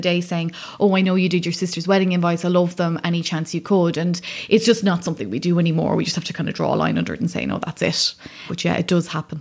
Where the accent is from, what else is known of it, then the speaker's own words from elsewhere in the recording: County Wicklow, Ireland; moved away; we're both from Wicklow.